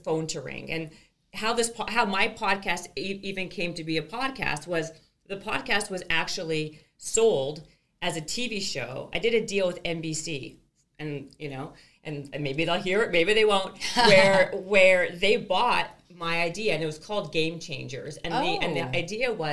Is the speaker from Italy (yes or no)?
no; Canada; I'm from Canada